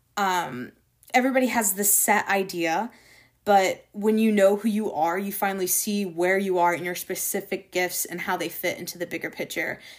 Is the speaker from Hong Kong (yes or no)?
no; Florida, United States; Growing up in Florida, the beaches, you know, um, protecting our ecosystem was always really dear